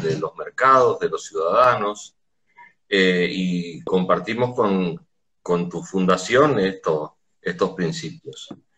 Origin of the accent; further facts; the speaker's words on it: Corrientes, Argentina; nuestra eh, ciudad de Corrientes, la provincia de Corrientes